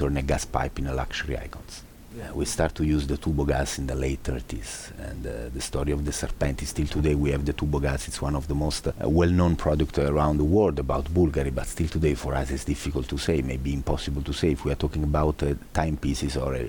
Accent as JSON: {"language": "English", "country": "Italy"}